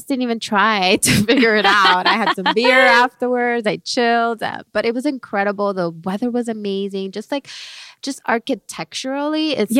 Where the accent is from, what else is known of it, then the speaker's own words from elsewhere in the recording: Miami, Florida, United States; I'm from Miami.